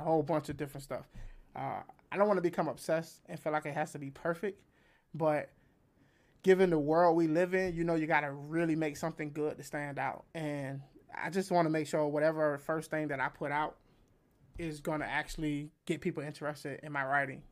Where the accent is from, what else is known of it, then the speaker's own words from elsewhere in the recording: United States; I'm American